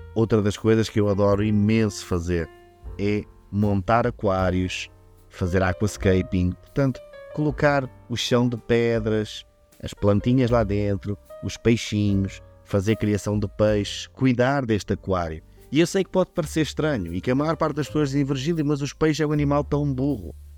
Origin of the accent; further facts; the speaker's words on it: Vila Real, Norte, Portugal; eu sou de Vila Real